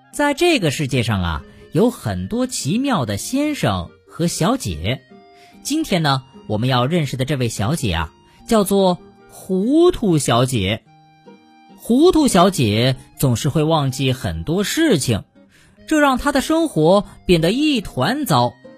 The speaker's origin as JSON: {"language": "Chinese", "country": "China", "said": "我们中国人使用人民币"}